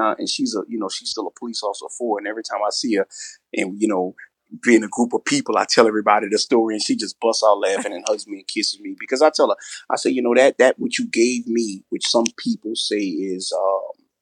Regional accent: New Orleans, Louisiana, United States; also born or lived in California; Yeah, I grew up in New Orleans. I grew up in an official project

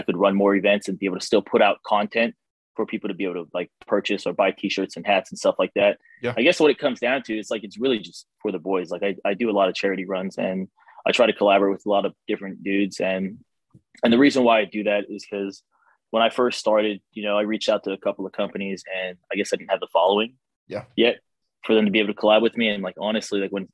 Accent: Hawaii, United States; moved away; I'm originally from Hawaii

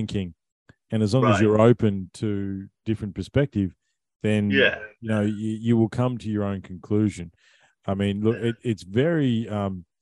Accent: Australia; We're Aussies

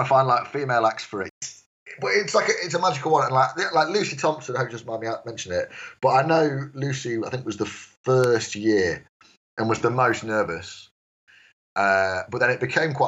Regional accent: Stafford, West Midlands, United Kingdom; moved away as an adult; now in Leicester, United Kingdom; I come from Stafford

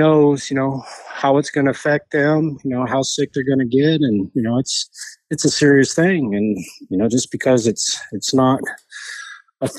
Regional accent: New Mexico, United States; moved away as an adult; now in Colorado, United States; I grew up in New Mexico

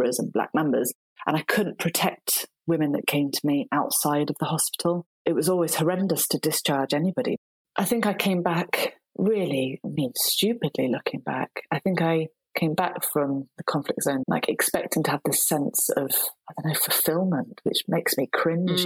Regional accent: Shropshire, West Midlands, United Kingdom; accent: northern; moved away as an adult; also born or lived in Nottingham; now in Dorset, United Kingdom; I was brought up in Shropshire

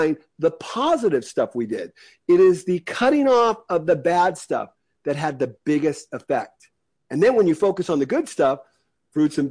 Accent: United States; I'm an American. I'm very lucky to be an American.

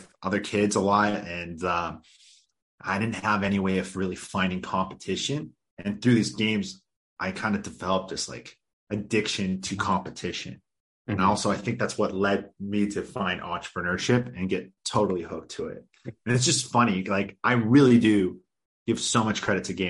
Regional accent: suburban area outside of Vancouver, British Columbia, Canada; I grew up in a kind of like a suburban area outside of Vancouver.

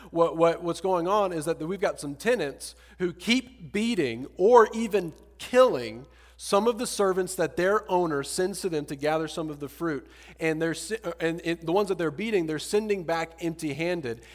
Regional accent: Deep South, United States; moved away as an adult; now in Austin, United States; I'm from the Deep South Bible Belt

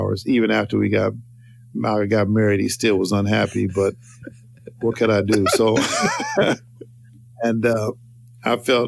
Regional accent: Denver, Colorado, United States; moved away; also born or lived in Carthage, Missouri; Denver, where I got married, my hometown, my town I grew up in, hometown

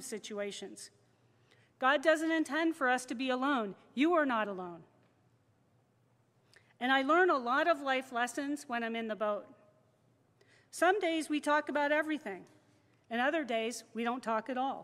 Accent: Midwest, United States; also born or lived in Seattle, Washington; now in Madison, United States; I grew up in it. I grew up in a small town, small farm town with really bad winters

